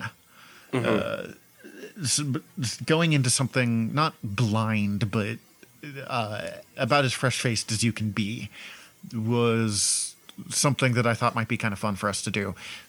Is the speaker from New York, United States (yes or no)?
no; Montana, United States; I don't come from a town as small as Letterkenny, or from what I've gathered of Letterkenny, and I come from Montana, so they would have called me a Yank.